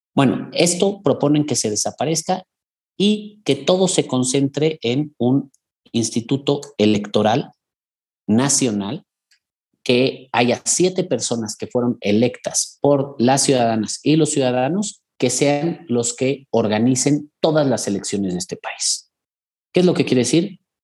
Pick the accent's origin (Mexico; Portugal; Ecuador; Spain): Mexico; en mi país